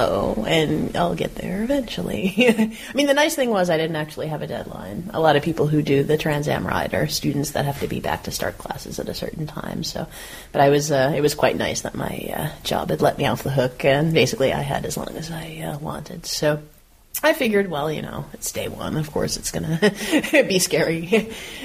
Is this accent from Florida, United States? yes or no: yes; South Florida, United States; now in Netherlands; I'm from South Florida, where it's flat, and I live in the Netherlands, which is flat.